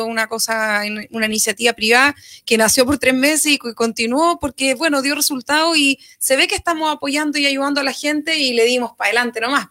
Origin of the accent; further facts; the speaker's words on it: Maule, Chile; entre los propios maulinos